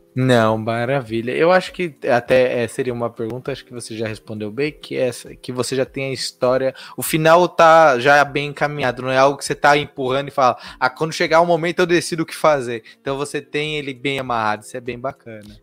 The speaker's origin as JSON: {"language": "Portuguese", "region": "São Paulo", "country": "Brazil", "tie": "born or raised there", "said": "eu nasci, sou criado em São Paulo"}